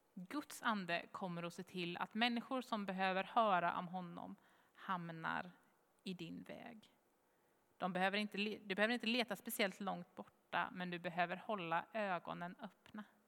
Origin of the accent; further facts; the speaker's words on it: Jönköping, Jönköping County, Sweden; Jönköping, svarar jag